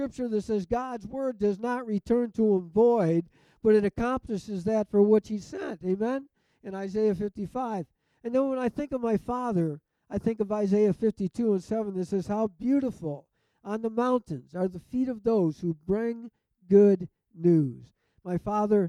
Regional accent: Detroit, Michigan, United States; I grew up in and around Detroit

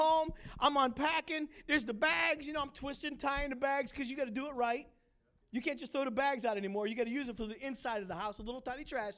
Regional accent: Pittsburgh, Pennsylvania, United States; moved away as an adult; also born or lived in Battle Creek, Michigan / Detroit, Michigan; now in Grand Rapids, United States; I'm from Pittsburgh

